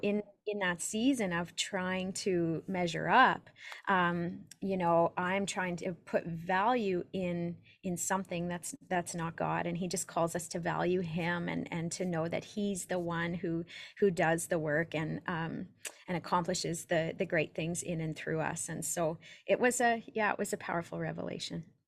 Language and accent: English; Saskatoon, Saskatchewan, Canada; I'm from Saskatoon, Saskatchewan in Canada